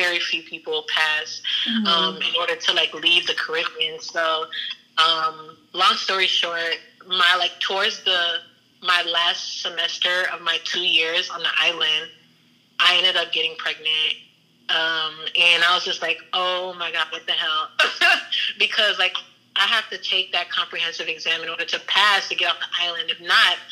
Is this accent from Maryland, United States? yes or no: no; Houston, Texas, United States; I'm from Houston